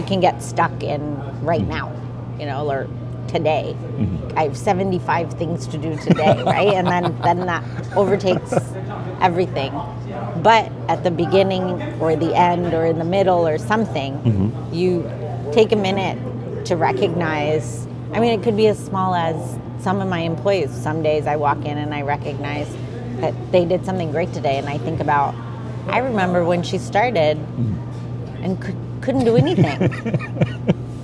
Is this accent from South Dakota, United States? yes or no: no; New Jersey, United States; also born or lived in India; I'm Indian, right? I was born there, but I was raised in New Jersey